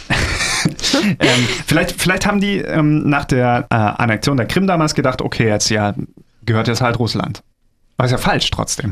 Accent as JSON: {"language": "German", "country": "Germany", "said": "bei uns in Deutschland"}